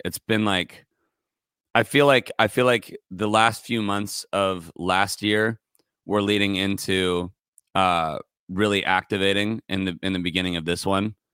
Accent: Santa Barbara, California, United States; moved away as an adult; now in Los Angeles, United States; I'm from Santa Barbara, a little bit north of L A. I, I moved down here when I was nineteen

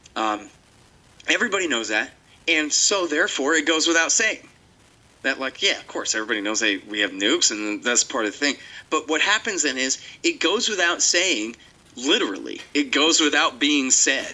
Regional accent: Texas, United States; I'm a Texan

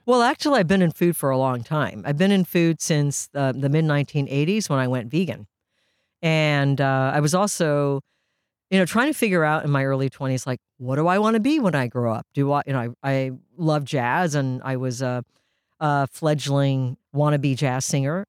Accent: Mill Valley, California, United States; first language Japanese; English is a second language; also born or lived in Japan; I grew up in Mill Valley

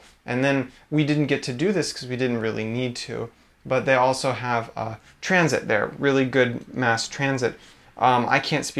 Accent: United States; my ability to enjoy it as an American.

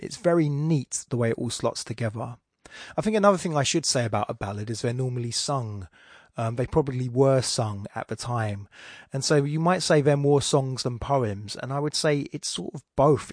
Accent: England, United Kingdom; accent: Estuary; my estuary accent

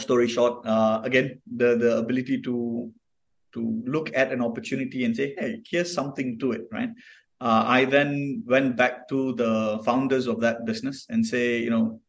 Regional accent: Kuantan, Pahang, Malaysia; So I'm from Kuantan. I'm from the east coast of Malaysia

